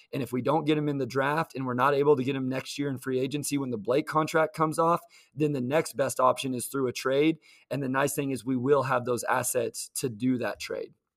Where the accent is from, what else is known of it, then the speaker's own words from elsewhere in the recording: Kansas, United States; I grew up in Kansas